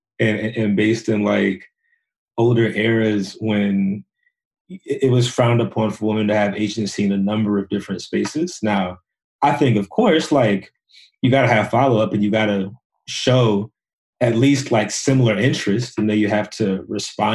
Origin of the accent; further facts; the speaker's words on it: Woodbridge, Virginia, United States; I'm from Woodbridge, Virginia, which is like an hour south of DC